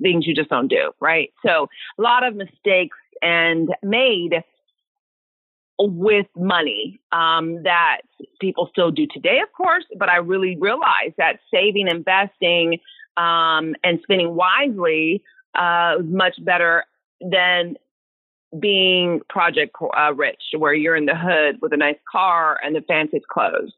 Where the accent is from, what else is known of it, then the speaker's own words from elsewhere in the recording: Sacramento, California, United States; moved away as an adult; now in Dallas, United States; I'm born and raised in California, never lived anywhere else.